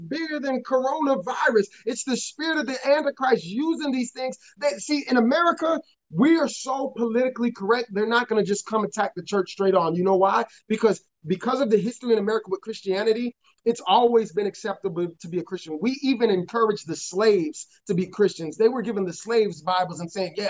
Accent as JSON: {"language": "English", "town": "Chicago", "region": "Illinois", "country": "United States", "said": "I'm from Chicago and it's very liberal"}